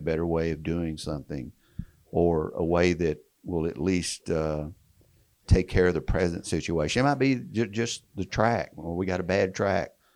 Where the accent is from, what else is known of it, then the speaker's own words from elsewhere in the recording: Texas, United States; accent: twang; I'm from Texas, kind of the same area and region. We kind of talk the same twang